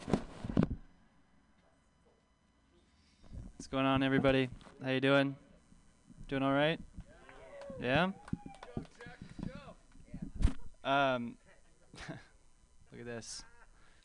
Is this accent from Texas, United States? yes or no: no; Bay Area, California, United States; I grew up right here in the Bay Area. Grew up in the Bay